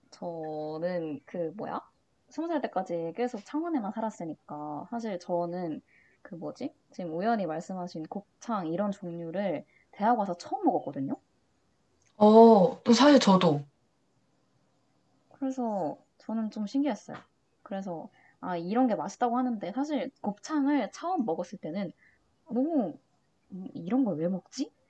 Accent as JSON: {"language": "Korean", "region": "Gyeongsang", "country": "South Korea", "tie": "born or raised there", "said": "저는 진짜 고향이 경상도지만"}